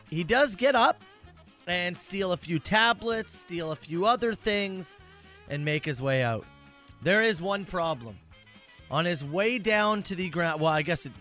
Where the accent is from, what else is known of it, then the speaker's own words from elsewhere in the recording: British Columbia, Canada; moved away; also born or lived in Vancouver Island; growing up in British Columbia